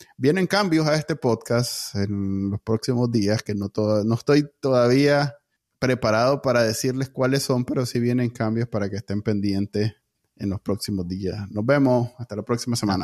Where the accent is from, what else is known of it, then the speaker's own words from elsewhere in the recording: Nicaragua; moved away as an adult; yo me fui de Nicaragua es por el miedo a que me pegaran mi balazo